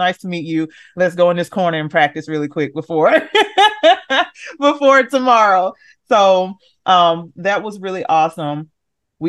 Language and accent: English; Memphis, Tennessee, United States; I'm from Memphis, Tennessee